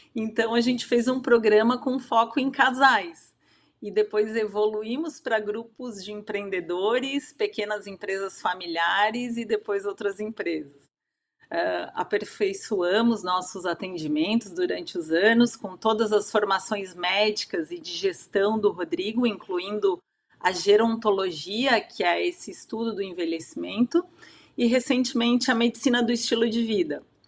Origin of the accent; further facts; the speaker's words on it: Santa Catarina, Brazil; eu sou catarinense, moro em Blumenau atualmente.